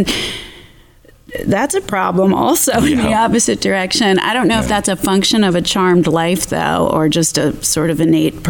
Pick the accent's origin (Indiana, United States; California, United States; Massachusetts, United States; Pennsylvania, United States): Pennsylvania, United States; Philadelphia; I'm from Philadelphia.